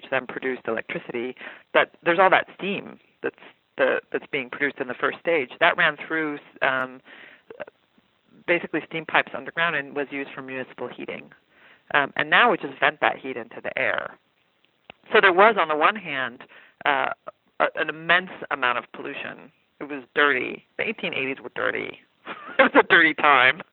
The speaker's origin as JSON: {"language": "English", "region": "the West", "country": "United States", "tie": "born or raised there", "said": "I also grew up in the West, so I come from a drenched world"}